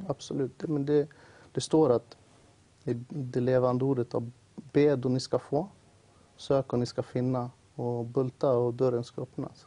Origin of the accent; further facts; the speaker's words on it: Uppsala, Uppsala County, Sweden; jag växte upp i Uppsala då. I ett område som heter Årsta